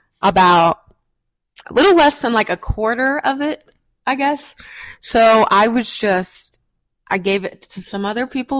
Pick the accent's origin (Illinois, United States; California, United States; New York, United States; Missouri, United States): Missouri, United States; Also failed to mention, we're from Missouri.